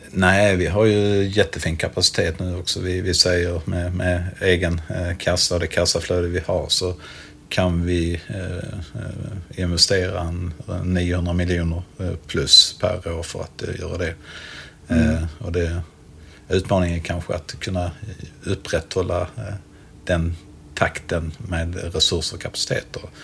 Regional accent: Helsingborg, Skåne, Sweden; som helsingborgare

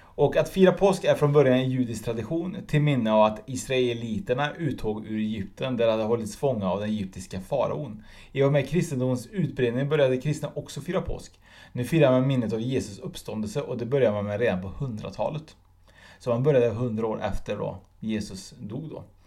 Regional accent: Sweden; jag är egentligen född i Sverige med utländska föräldrar

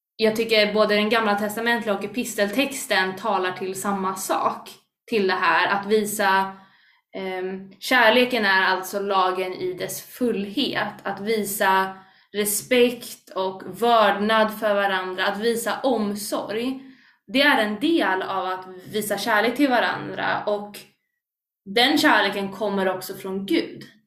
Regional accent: Stockholm, Stockholm County, Sweden; Jag är inte bara kristen, utan jag är stockholmare

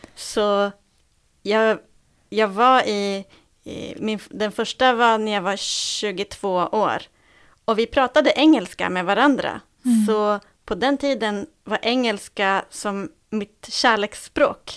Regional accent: Sweden; vi som är svenskar

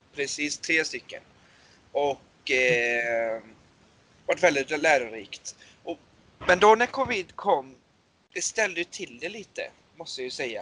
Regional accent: Borås, Västra Götaland, Sweden; Jag är född och uppväxt i Borås.

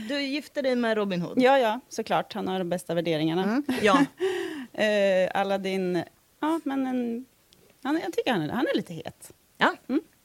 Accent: Degerfors, Örebro County, Sweden; jag är från Degerfors. Vi svetsar stål hela dagarna

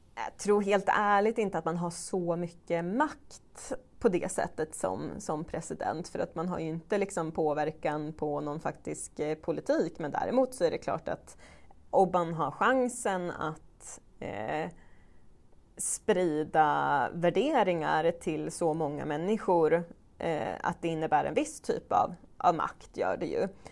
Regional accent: Strömsund, Jämtland, Sweden; min hemkommun Strömsund

